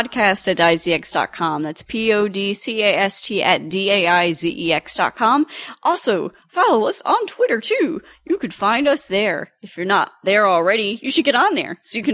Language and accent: English; Tempe, Arizona, United States; I am from Tempe, Arizona.